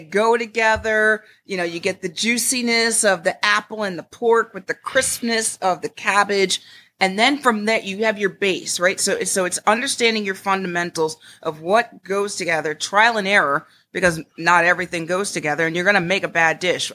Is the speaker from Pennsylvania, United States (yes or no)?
no; Connecticut, United States; now in Glynn County, Georgia, United States; I was raised in Connecticut